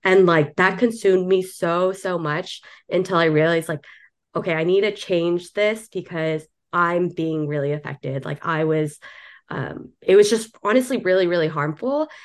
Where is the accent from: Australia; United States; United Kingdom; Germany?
United States; Southern California; now in New York City, United States; originally from Southern California, moved over to New York City